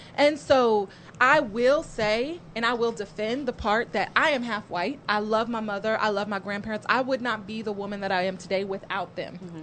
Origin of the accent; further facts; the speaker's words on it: Lawrence, Kansas, United States; I grew up in Lawrence, Kansas